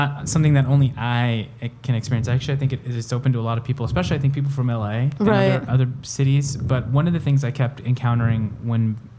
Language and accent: English; El Salvador; born there; And I'm an immigrant too. So I'm like, and I'm not really, because I was born in El Salvador, but I'm not really that.